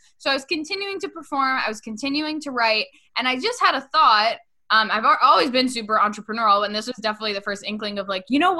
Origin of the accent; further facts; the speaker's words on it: Westchester, New York, United States; after I graduated from college in my hometown in Westchester, which, get this, Brie, it was literally over, the studio was right over the place that I used to take music lessons as a kid.